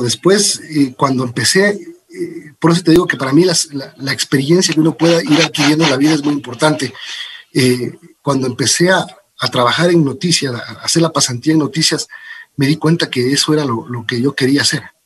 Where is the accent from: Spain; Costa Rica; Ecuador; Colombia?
Ecuador; also born or lived in Los Angeles, United States; luego vine a vivir en el Ecuador muy chiquito, mis padres se separaron y entonces eh, vine para acá. y viví eh, toda mi infancia, toda mi juventud con mis tíos